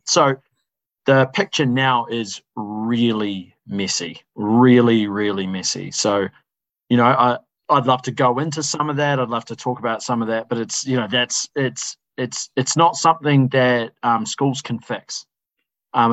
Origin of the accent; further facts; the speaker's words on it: Wellington, New Zealand; I'm not born and raised in The Hut, but born and raised in Wellington